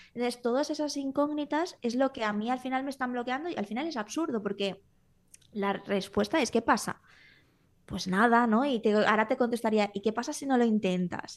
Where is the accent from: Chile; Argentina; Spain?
Spain; Valencia, Valencian Community; moved away as an adult; now in Menorca, Spain; Yo me vine aquí a vivir a Menorca porque yo soy de Valencia